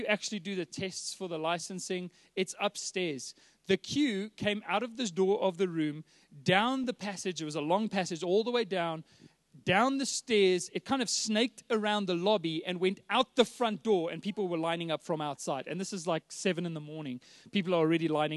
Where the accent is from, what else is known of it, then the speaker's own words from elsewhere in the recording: Johannesburg, Gauteng, South Africa; I was born and raised here in Joburg, born in Sandton Clinic